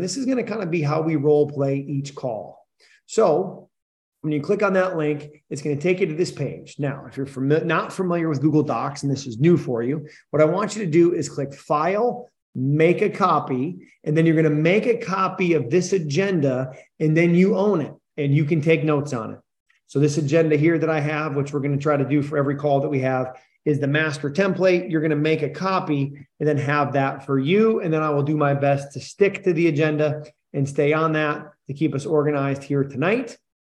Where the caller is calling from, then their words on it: Scottsdale, Arizona, United States; I'm coming in from Scottsdale, Arizona.